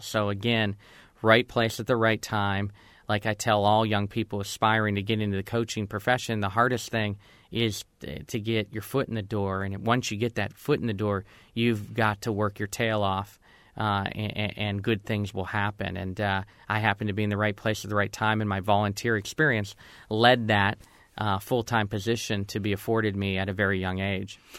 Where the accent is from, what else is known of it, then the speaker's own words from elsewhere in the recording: Girard, Pennsylvania, United States; growing up in Girard, Pennsylvania